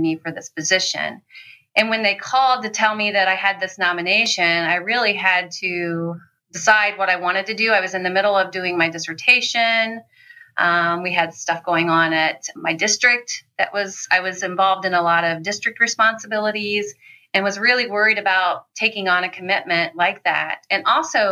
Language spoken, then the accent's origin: English; Ohio, United States; moved away as an adult; now in Michigan, United States; I'm from Ohio